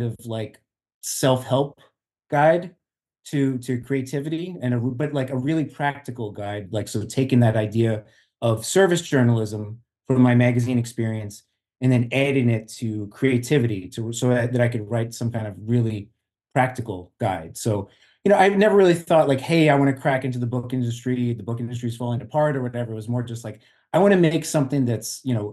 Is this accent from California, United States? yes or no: no; Long Island, New York, United States; now in Jersey City, United States; I'm actually originally from Long Island, and I basically moved from Long Island to Jersey City